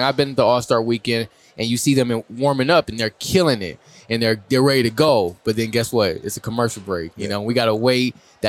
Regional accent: Saginaw, Michigan, United States; this is Saginaw, Michigan from my hometown.

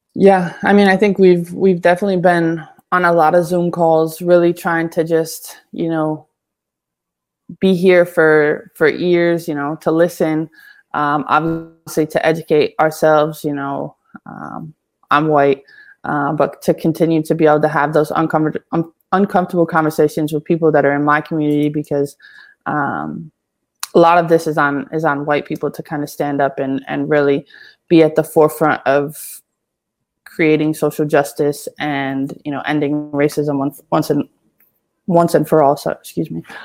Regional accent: Syracuse, New York, United States; I'm originally from Syracuse, New York

